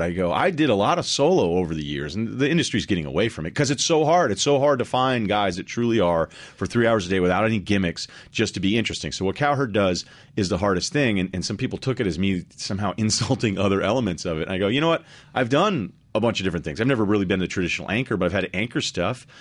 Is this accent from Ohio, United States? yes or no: no; Massachusetts, United States; also born or lived in Boston; I lived there. I'm from Massachusetts